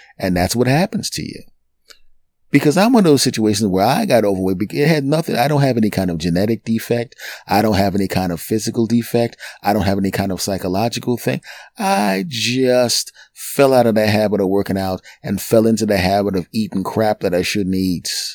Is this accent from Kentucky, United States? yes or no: no; Philadelphia, Pennsylvania, United States; My hometown team, the Philadelphia Eagles